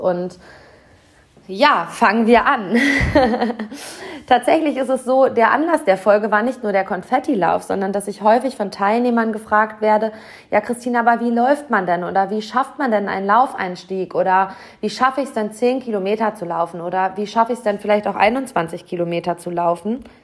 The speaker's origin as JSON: {"language": "German", "town": "Hamm", "region": "North Rhine-Westphalia", "country": "Germany", "tie": "born or raised there", "said": "hier in meiner Heimatstadt auf heimischer Marathonstrecke"}